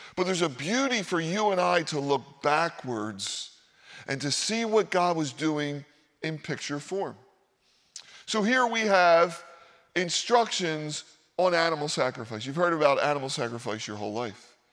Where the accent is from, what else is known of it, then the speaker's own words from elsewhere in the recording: Philadelphia, Pennsylvania, United States; moved away; I grew up in Philadelphia